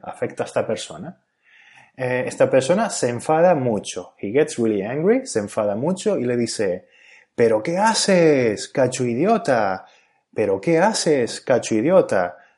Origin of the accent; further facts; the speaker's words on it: Canary Islands, Spain; first language Spanish; el país y la región de donde soy, es decir, España y Canarias, respectivamente